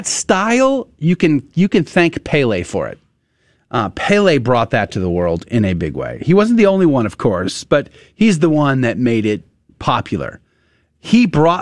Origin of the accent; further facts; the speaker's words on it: United States; as an American